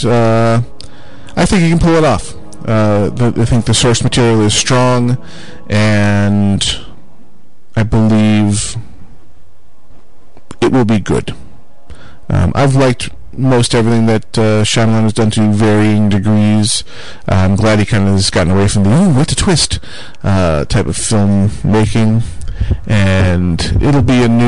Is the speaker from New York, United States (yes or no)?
yes; near Buffalo, New York, United States; I grew up near Buffalo, New York, which is right across the Niagara River from the great state of Canada